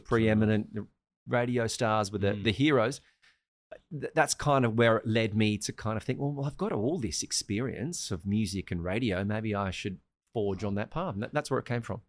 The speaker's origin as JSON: {"language": "English", "country": "Australia", "also_born_or_lived": "Sri Lanka", "moved": "yes", "said": "I'm Australian"}